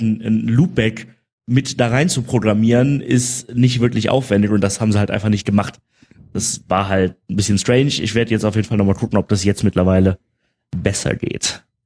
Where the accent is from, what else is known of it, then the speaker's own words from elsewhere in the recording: Germany; hier als Deutscher